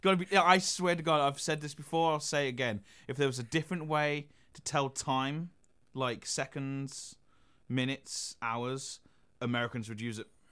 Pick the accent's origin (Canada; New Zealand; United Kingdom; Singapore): United Kingdom; some pubs, like in my hometown